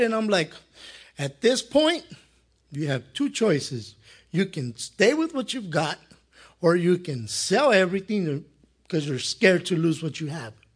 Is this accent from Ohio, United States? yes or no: no; El Monte, California, United States; I grew up here in Monte